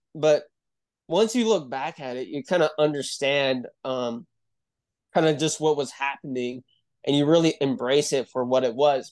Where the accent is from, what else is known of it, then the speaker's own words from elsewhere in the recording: Utah, United States; I'm from Utah. and, uh, I grew up here